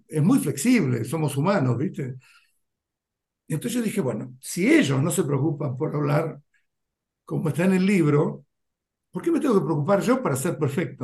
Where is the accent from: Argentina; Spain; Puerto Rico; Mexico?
Argentina; moved away as an adult; also born or lived in India; sabiendo que yo volvía, ya tenía familia, tenía Juan y ella tenía casa, qué sé yo, era todo mucho más, era como que ya estaba esperando eso, era una inserción muchísimo más, qué sé yo, fácil, viste, con la cultura argentina